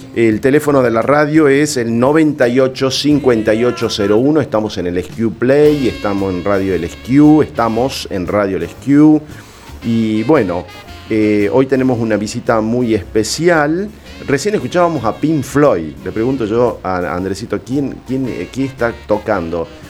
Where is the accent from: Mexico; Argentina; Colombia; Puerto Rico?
Argentina; como argentino